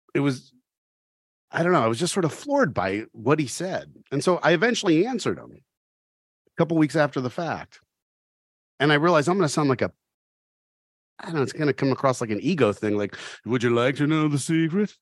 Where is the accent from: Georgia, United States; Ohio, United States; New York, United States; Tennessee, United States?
Ohio, United States; Oxford; I grew up in Oxford